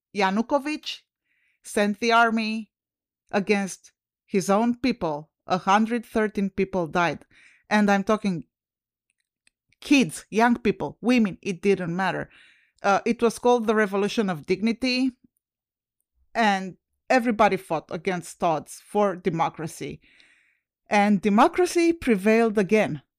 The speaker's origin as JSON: {"language": "English", "country": "Romania", "moved": "yes", "lives_now": "United States", "said": "I'm originally from Romania"}